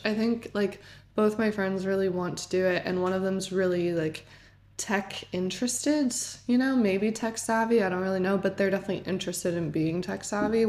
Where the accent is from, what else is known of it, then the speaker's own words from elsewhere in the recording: Weston, Connecticut, United States; also born or lived in Manhattan; I was born in Manhattan, moved to Weston, Connecticut, which is just such a small place